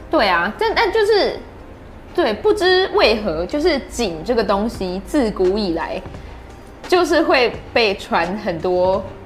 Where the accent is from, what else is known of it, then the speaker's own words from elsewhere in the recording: Chiayi, Taiwan; 我是嘉义人